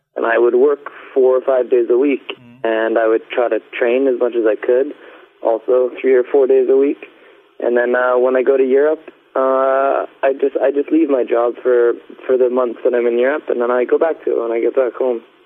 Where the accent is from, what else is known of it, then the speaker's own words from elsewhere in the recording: Vancouver, British Columbia, Canada; in my hometown, Vancouver